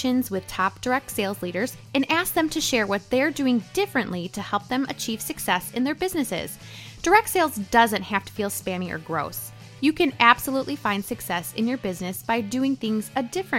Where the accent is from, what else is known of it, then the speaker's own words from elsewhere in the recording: Midwest, United States; the Midwest where I'm from